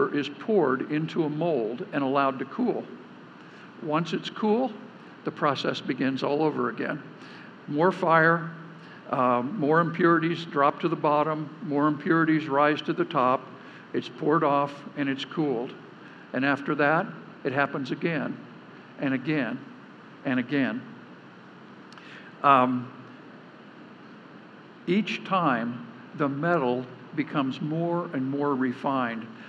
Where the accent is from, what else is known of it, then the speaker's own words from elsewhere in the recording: Nevada, United States; I grew up in Nevada, which is the silver state